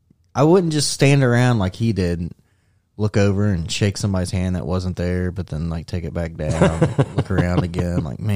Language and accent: English; United States; I'm American.